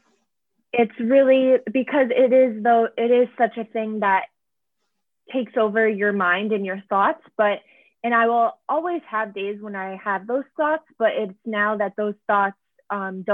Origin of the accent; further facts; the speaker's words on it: Syracuse, New York, United States; moved away as an adult; also born or lived in Buffalo, New York; now in Boston, United States; I was born and raised in Syracuse, New York